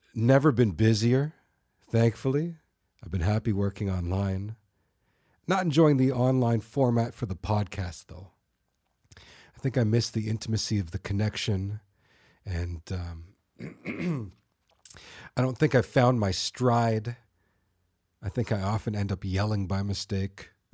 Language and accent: English; North York / Thornhill, Ontario, Canada; We, we moved from North York to Thornhill